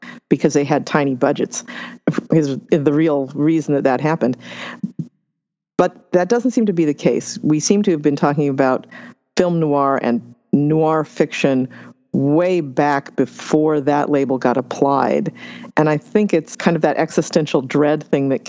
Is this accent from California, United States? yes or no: yes; Los Angeles County, California, United States; I grew up in Los Angeles County